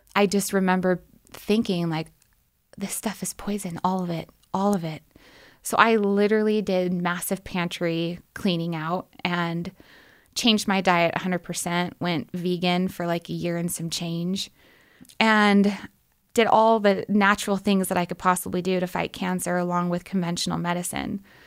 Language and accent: English; Portland, Oregon, United States; moved away as an adult; I'm from Oregon, from Portland, Oregon